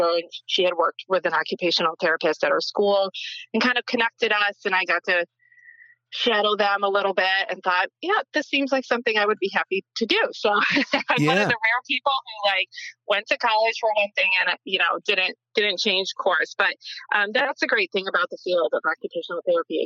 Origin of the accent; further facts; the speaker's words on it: Western New York, United States; now in New Jersey, United States; I grew up in Western New York, kind of between Buffalo and Erie, kind of like a small town, very, very small town, I should say, a little bit more of a rural area.